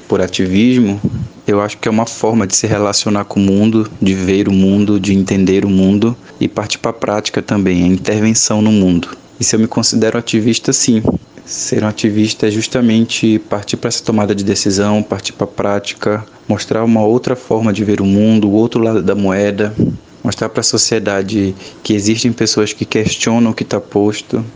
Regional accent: Belém, Pará, Brazil; eu sou de Belém do Pará

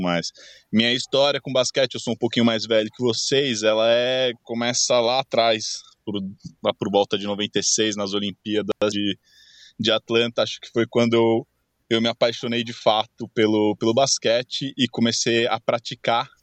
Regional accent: São Paulo, Brazil; moved away as an adult; now in Italy; sou de São Paulo, natural de São Paulo, estou morando já na Itália faz uns cinco anos

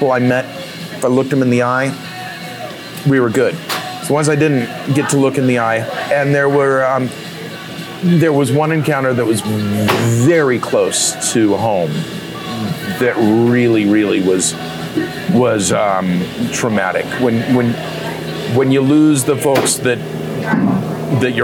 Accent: Murray, Utah, United States; moved away as an adult; also born or lived in Montana; I grew up in Murray. We're at a bar in Murray here

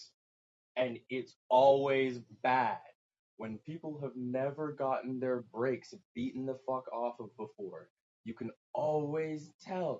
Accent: Ajax, Ontario, Canada; moved away; I'm technically where I was born from Ajax

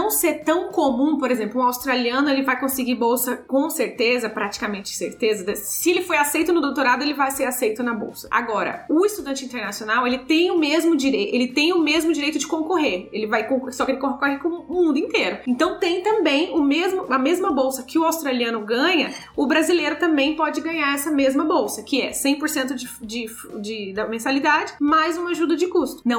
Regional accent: Brazil; moved away; como a gente vem do Brasil

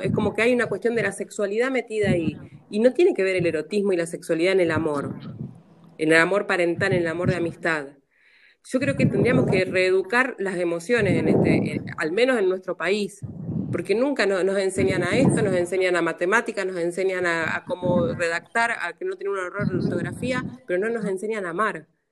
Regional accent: Rosario, Santa Fe, Argentina; soy de Santa Fe de Rosario

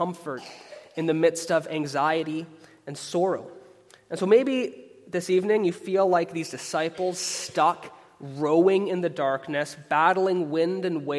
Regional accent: Canada; across Canada, where I'm from. I'm a Canadian.

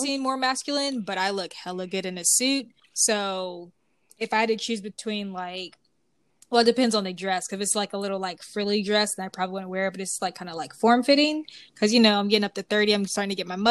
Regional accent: the Bible Belt, United States; growing up on the Bible Belt

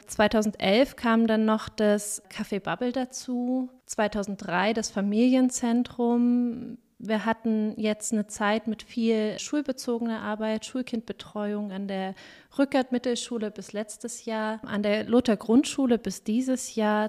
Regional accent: Weimar, Thuringia, Germany; moved away as an adult; also born or lived in Jena; now in Coburg, Germany; Ich stamme eigentlich aus Weimar, habe in Jena Erziehungswissenschaft und Psychologie studiert

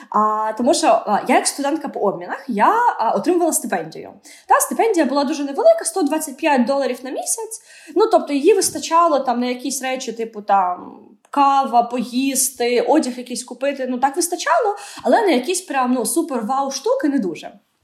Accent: Odesa, Odesa Oblast, Ukraine; Я виросла в Одесі

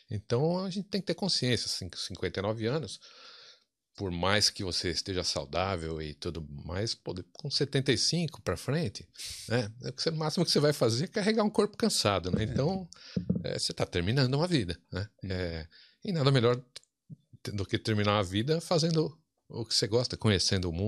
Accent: São Paulo, Brazil; also born or lived in Campinas; nasci e boa parte, grande parte da minha vida morei em São Paulo, capital.

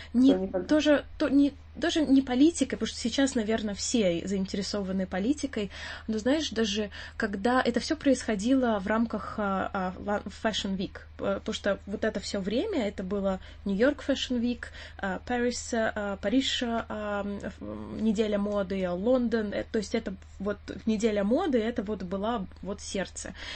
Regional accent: Russia; now in London, United Kingdom; нам очень сложно скрыть акцент свой. И очень часто, а, акцент триггерит вопрос «Откуда ты?» И ты говоришь «Я из России»

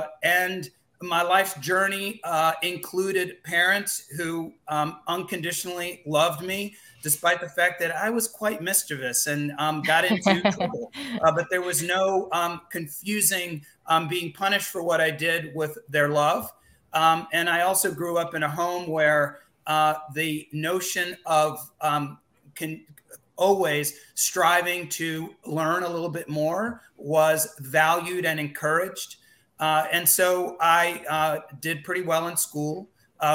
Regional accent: Montpelier, Vermont, United States; born there; My parents were born and raised in the Dominican Republic. I actually was born in Montpelier, Vermont, which is just kind of the craziest thing ever.

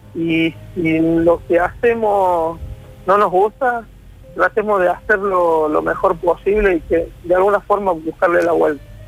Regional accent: Córdoba, Argentina; el barrio donde yo me crié, en Villa La Tela

